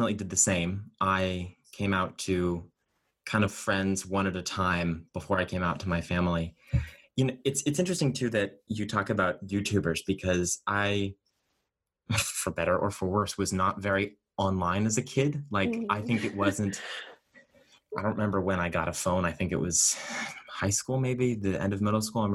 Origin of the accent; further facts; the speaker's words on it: Boston suburbs, Massachusetts, United States; growing up in Massachusetts, especially, you know, the Boston suburbs